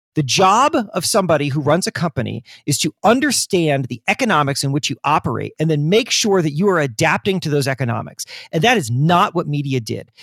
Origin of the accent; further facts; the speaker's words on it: Florida, United States; I grew up in Florida